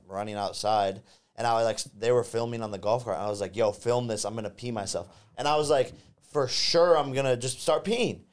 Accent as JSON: {"language": "English", "town": "Westlake", "region": "Ohio", "country": "United States", "tie": "born or raised there", "said": "my hometown"}